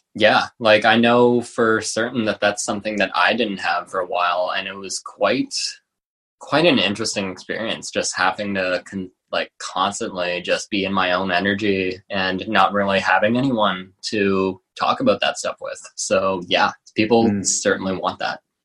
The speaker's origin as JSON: {"language": "English", "town": "Halifax", "region": "Nova Scotia", "country": "Canada", "tie": "born or raised there", "said": "I worked at like a, a vegan restaurant in my uh, in my hometown in Halifax"}